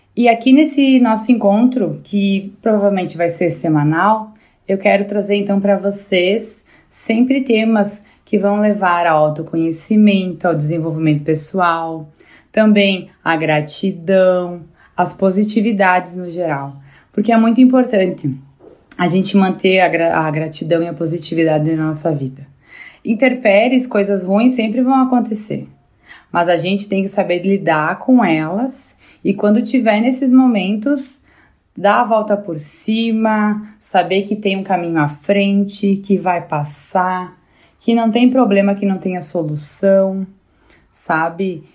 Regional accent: Bento Gonçalves, Rio Grande do Sul, Brazil; Eu sou gaúcha, aqui da cidade de Bento Gonçalves

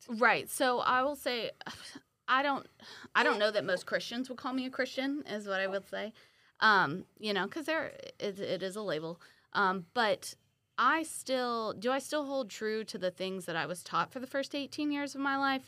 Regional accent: Milton, Florida, United States; now in Pensacola, United States; born and raised in Milton, Florida, uh, now live in Pensacola

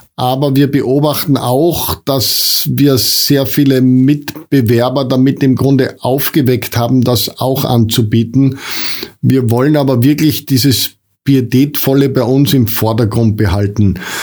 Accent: foot of the Untersberg, Salzburg, Austria; ich habe das ganz große Glück, hier am Fuß vom Untersberg leben zu dürfen

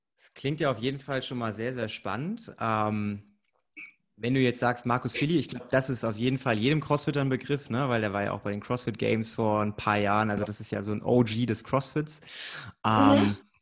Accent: Bavaria, Germany; ich komme ja aus dem Erz erzkonservativen Bayern

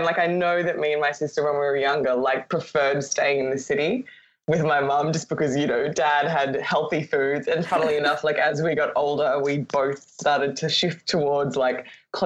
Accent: Brisbane, Queensland, Australia; now in Sydney, Australia; I actually grew up in Brisbane, which is in Queensland.

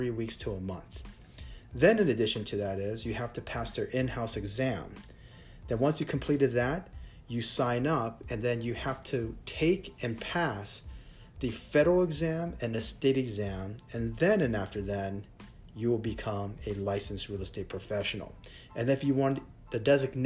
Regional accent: United States; now in Thailand; I'm American

